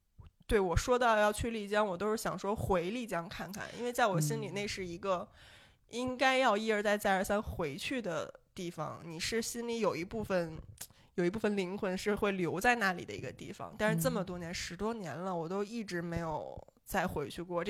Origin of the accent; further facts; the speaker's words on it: Beijing, China; 我当年十几岁的时候，真的有点不太喜欢北京了，因为我在北京找不到家乡的感觉。